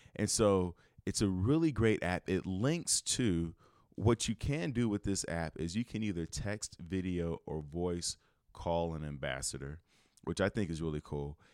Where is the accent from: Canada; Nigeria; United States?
United States; Chicago, Illinois; moved away as an adult; I'm from Chicago and where I lived, I lived in the middle of the city